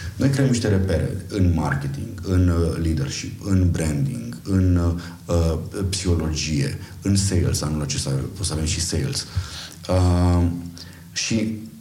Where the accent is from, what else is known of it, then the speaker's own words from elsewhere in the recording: Arad, Arad County, Romania; moved away as an adult; also born or lived in Timișoara; now in Bucharest, Romania; eu sunt din Arad